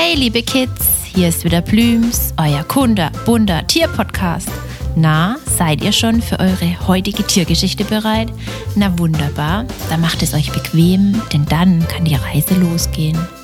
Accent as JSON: {"language": "German", "country": "Germany", "said": "bei uns in Deutschland"}